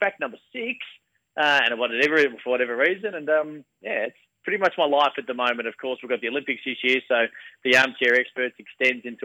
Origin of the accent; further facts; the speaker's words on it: Bacchus Marsh, Victoria, Australia; where I grew up in Bacchus Marsh in the west of Melbourne